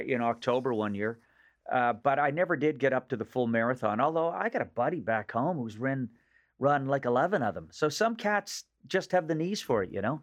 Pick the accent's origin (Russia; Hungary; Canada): Canada; Nova Scotia; accent: Nova Scotia; moved away as an adult; also born or lived in Los Angeles; now in Toronto, Canada; the accent of my region of origin back in Nova Scotia